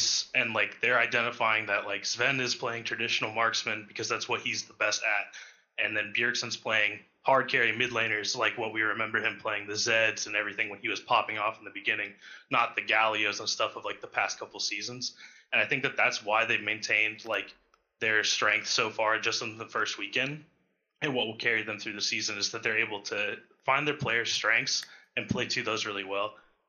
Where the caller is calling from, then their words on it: Columbus, Ohio, United States; I'm calling from Columbus, Ohio.